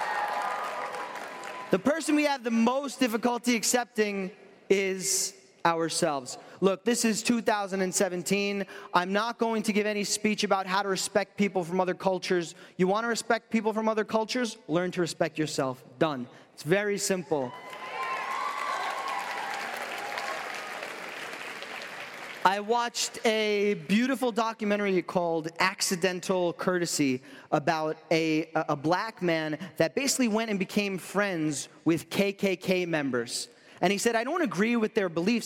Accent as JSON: {"language": "English", "region": "New York", "country": "United States", "said": "I'm from New York"}